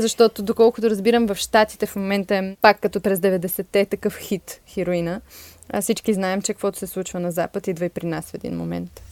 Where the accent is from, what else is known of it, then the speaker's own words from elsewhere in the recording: Sofia, Sofia City, Bulgaria; Аз съм израснала в София